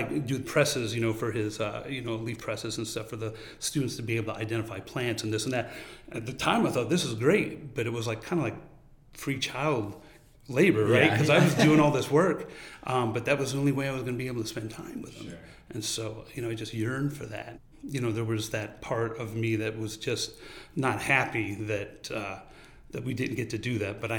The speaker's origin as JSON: {"language": "English", "region": "New York", "country": "United States", "tie": "born or raised there", "said": "because I grew up on Long Island on the North Shore, you know, we would do a lot of like sailing and hanging out in the summertime and do activities as a group and stuff."}